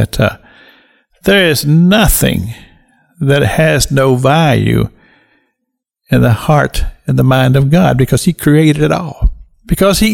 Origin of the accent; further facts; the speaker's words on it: Kentucky, United States; now in Florida, United States; I grew up in Kentucky, in the Dobbs region of Kentucky. It's hill country